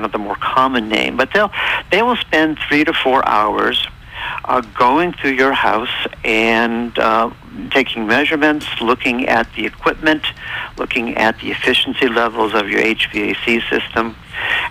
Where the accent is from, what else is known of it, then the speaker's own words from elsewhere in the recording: New England, United States; I'm really from New England